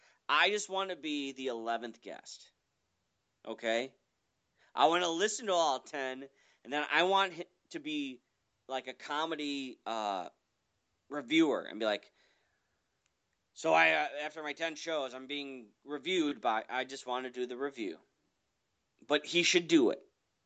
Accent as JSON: {"language": "English", "town": "Chicago", "region": "Illinois", "country": "United States", "said": "I'm from Chicago."}